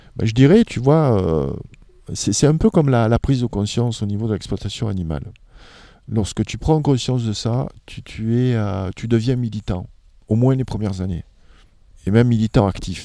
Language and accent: French; France; En tant que Français